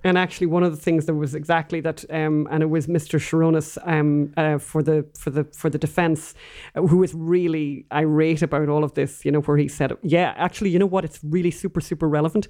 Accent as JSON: {"language": "English", "country": "Ireland", "moved": "yes", "lives_now": "United States", "said": "both being Irish"}